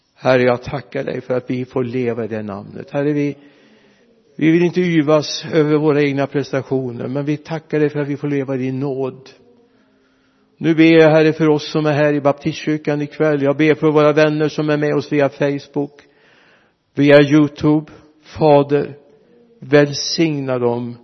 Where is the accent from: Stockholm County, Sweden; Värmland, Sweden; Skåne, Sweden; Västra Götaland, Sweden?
Västra Götaland, Sweden; Mariestad; Vi hade 16 mil hemifrån Mariestad